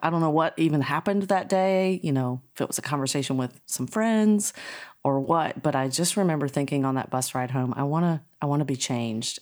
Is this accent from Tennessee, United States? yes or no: no; North Carolina, United States; I grew up in North Carolina, so I am a Tar Heel in my heart